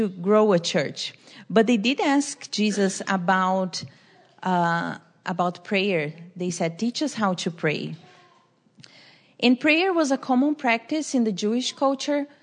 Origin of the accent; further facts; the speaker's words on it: Brazil; moved away; I'm from Brazil.